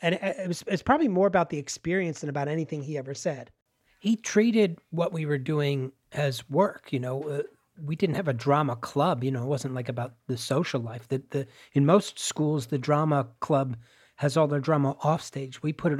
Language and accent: English; Pennsylvania, United States; They shut the steel mill. in the town where I grew up in Pennsylvania, on the edge of like rural Pennsylvania and suburbia.